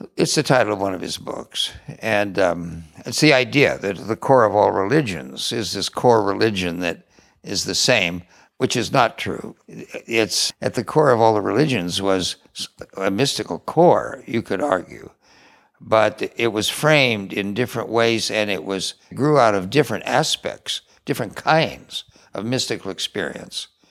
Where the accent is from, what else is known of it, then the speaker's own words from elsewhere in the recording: California, United States; I grew up here in California